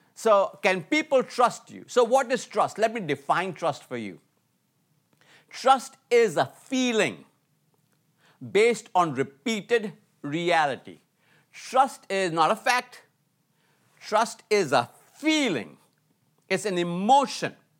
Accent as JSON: {"language": "English", "country": "India", "also_born_or_lived": "Atlanta, United States", "moved": "as an adult", "said": "I was from India, uh, living in Atlanta, U S A, going to college"}